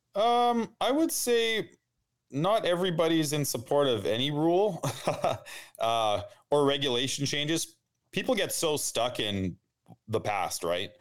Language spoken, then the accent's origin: English; outside of Winnipeg, Manitoba, Canada; I grew up outside of Winnipeg in the country